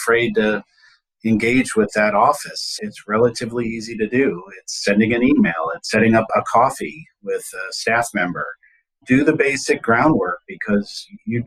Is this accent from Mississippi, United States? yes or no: no; Virginia, United States; my home state of Virginia